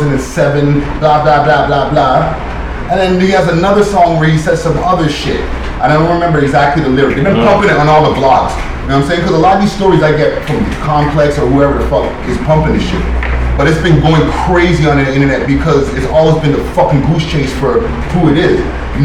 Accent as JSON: {"language": "English", "town": "Los Angeles", "region": "California", "country": "United States", "said": "From Los Angeles. Or from different parts of California."}